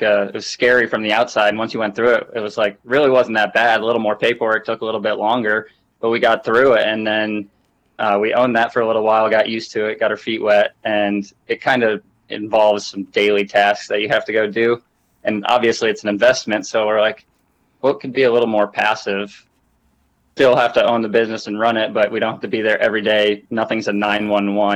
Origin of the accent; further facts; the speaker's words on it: Vermont, United States; moved away as an adult; also born or lived in Rochester, New York; now in North Carolina, United States; We grew up in Vermont. We're brothers. Grew up in Vermont until I went to college, went to school in Rochester, New York.